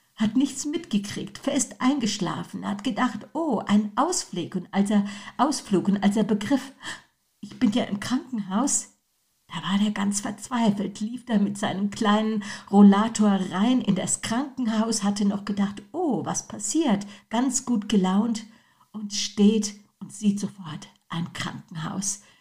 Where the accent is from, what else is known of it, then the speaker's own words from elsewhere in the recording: Germany; wir Deutsche